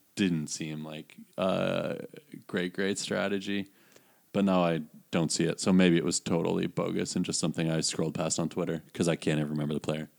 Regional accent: United States; as an American

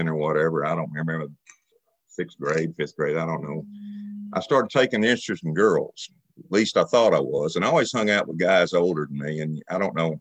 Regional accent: Dallas, Texas, United States; moved away as an adult; now in Joplin, United States; I'm from Dallas, Texas. A year ago, I moved to Joplin

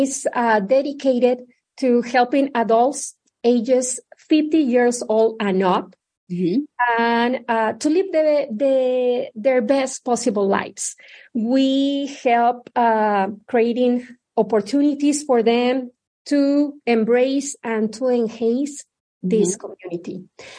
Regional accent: Mexico City, Mexico; moved away as an adult; also born or lived in Indiana; now in Omaha, United States; I was born and raised in Mexico City

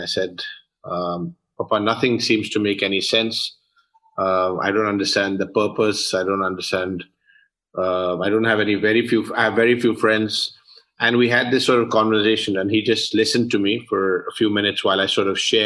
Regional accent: London, United Kingdom; moved away; I was born and brought up in London, UK.

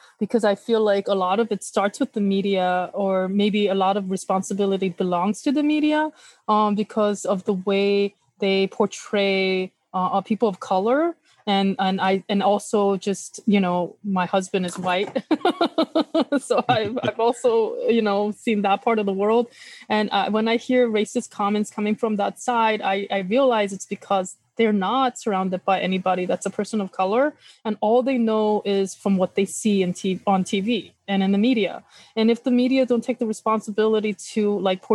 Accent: Los Angeles, California, United States; also born or lived in South Carolina / Korea; I was raised by my grandma in Koreatown

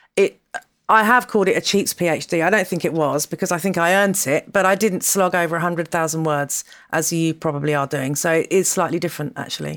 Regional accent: Dorset, South West England, United Kingdom; moved away; also born or lived in London / Rome; I grew up in Dorset

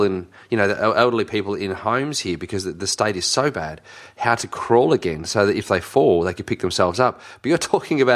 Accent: Dandenong, Victoria, Australia; I grew up in Dandenong, which is, you know, better known as the Bronx these days in Melbourne

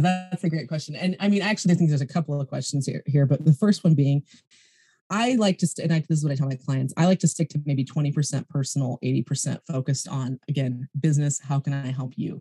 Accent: United States; also born or lived in California; now in New Zealand; being an American citizen

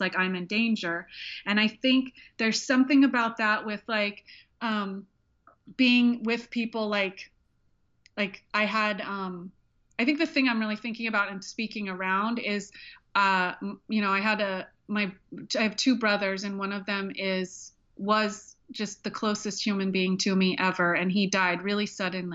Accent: Alaska, United States; moved away; I grew up half in Alaska

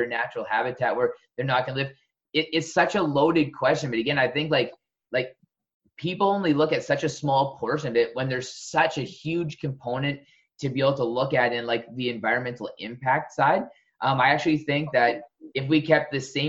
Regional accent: Southern Alberta, Canada; moved away; also born or lived in West Coast, Canada; I was born in Southern Alberta, where it's like a true desert

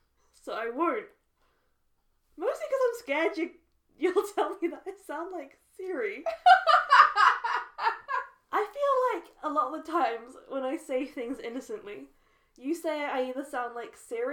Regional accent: United Kingdom; whilst being British myself.

